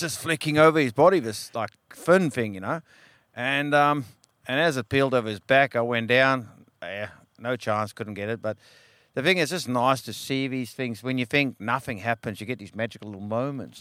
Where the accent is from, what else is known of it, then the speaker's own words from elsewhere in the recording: South Africa; now in Western Australia, Australia; I grew up in South Africa, and um, it was pretty hardcore, cold water, small fish, etc. And um, now, as many years later, I'm here in WA